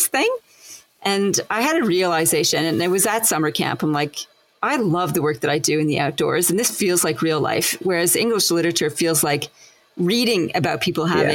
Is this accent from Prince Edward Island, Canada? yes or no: no; Winnipeg, Manitoba, Canada; accent: Canadian; moved away as an adult; also born or lived in Montreal; now in Australia; after high school, I moved from Winnipeg to Montreal